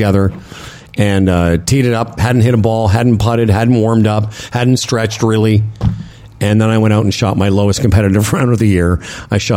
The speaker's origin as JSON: {"language": "English", "town": "Moose Jaw", "region": "Saskatchewan", "country": "Canada", "tie": "born or raised there", "moved": "yes", "said": "when I grew up in Moose Jaw"}